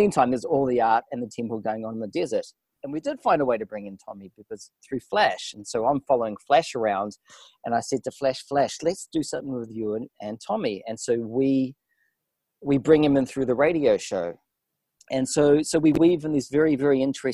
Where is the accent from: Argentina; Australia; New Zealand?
New Zealand; accent: New Zealand; moved away; also born or lived in Montreal, Canada / London; The accent comes from New Zealand